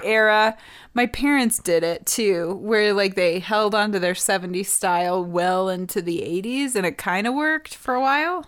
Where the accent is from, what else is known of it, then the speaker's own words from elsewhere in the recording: Montana, United States; growing up in Montana.